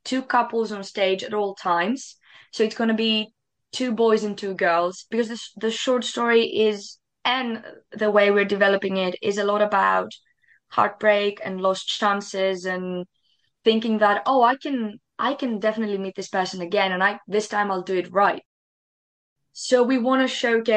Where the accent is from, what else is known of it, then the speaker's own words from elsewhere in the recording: Greece; moved away as an adult; now in United Kingdom; I come from Greece originally. And I moved in the UK 2 weeks before COVID hit